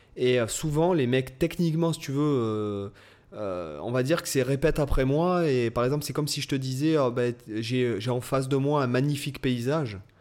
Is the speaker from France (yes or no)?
yes; Toulon, Provence-Alpes-Côte d'Azur, France; j'étais de Toulon